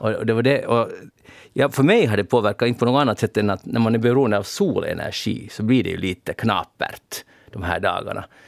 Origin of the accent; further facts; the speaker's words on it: Pargas, Southwest Finland, Finland; Jag kommer nämligen från Pargas